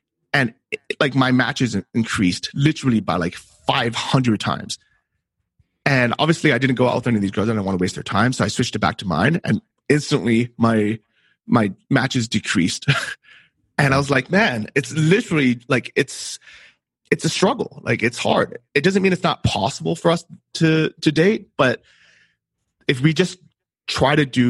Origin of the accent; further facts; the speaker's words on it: San Francisco, California, United States; I grew up in San Francisco.